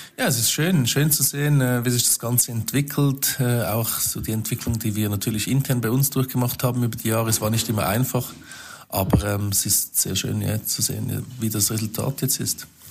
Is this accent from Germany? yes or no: no; Zurich, Switzerland; bei uns in Zürich